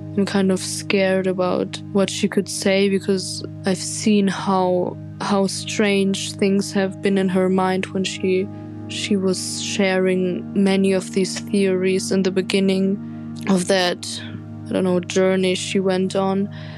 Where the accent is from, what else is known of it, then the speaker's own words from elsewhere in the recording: Germany; I'm from Germany.